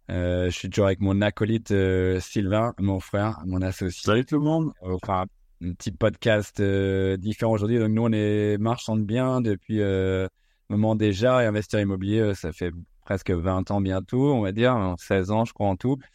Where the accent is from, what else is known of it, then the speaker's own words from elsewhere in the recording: United States; c'était vraiment ce qui nous a bercé dans notre enfance, nous, euh, en grandissant aux States.